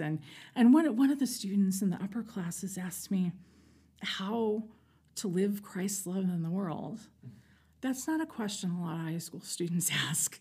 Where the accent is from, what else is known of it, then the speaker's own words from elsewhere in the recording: New York City, New York, United States; I'm from New York City. I was born in Manhattan